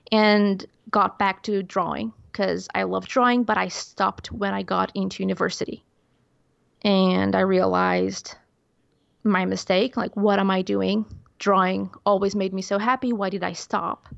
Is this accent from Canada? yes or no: no; Portugal; English is a second language; growing up in Portugal, such a small country